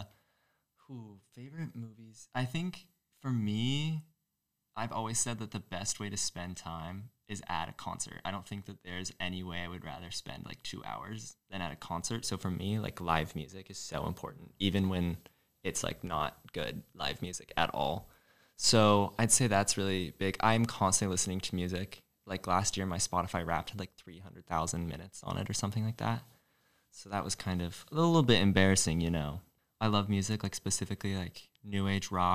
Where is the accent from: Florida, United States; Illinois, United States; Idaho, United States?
Idaho, United States; Boise; moved away as an adult; now in New Haven, United States; I'm from Idaho. Boise, Idaho specifically